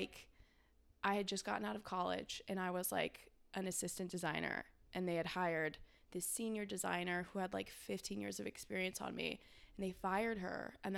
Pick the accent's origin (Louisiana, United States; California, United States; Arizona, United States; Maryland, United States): California, United States; moved away as an adult; also born or lived in Bay Area / Los Angeles; now in Austin, United States; I'm from California originally. I grew up on a hay ranch, and I kind of made my way through the Bay Area